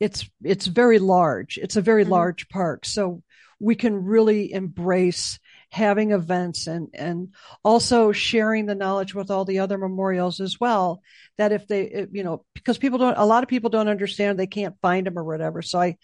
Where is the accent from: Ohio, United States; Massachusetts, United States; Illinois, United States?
Illinois, United States; Chicago; Yeah, I'm from Chicago, so. You think about you go under a viaduct and it's not a good